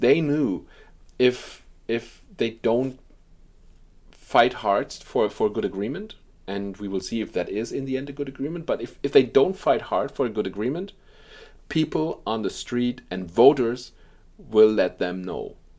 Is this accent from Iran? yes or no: no; Germany; in Germany, uh, too, my, my home country.